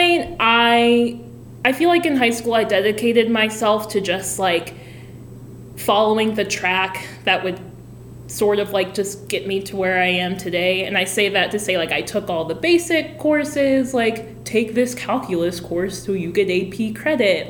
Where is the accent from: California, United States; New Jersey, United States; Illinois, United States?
Illinois, United States; Freeport; moved away as an adult; I'm from Freeport, Illinois. We call it Pretzel City because that's our high school mascot